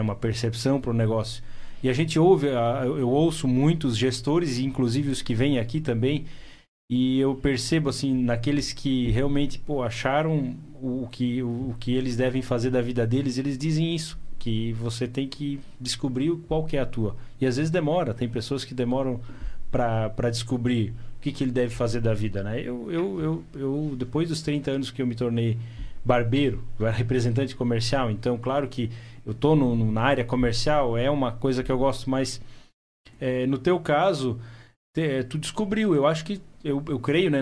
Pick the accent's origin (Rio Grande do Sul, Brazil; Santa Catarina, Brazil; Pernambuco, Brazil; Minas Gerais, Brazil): Santa Catarina, Brazil; Blumenau; eu falei que é da região do Blumenau